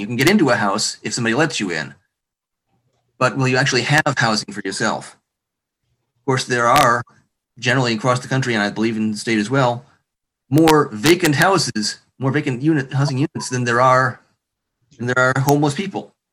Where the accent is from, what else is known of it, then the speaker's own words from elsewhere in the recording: Marshall, Michigan, United States; I'm from Marshall.